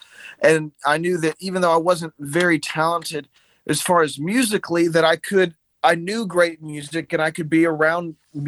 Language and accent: English; Montgomery, Alabama, United States; also born or lived in Chicago / Jackson, Tennessee / Thompson Station, Tennessee; I was born in Chicago, Illinois. I moved down south when I was young. I lived in Jackson, Tennessee for a little while. Then I moved to Thompson Station right around the Nashville area. Then I moved down to Montgomery, Alabama. I went to high school in Montgomery.